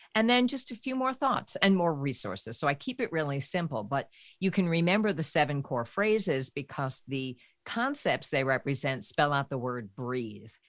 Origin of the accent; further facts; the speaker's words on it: New York, United States; I grew up in New York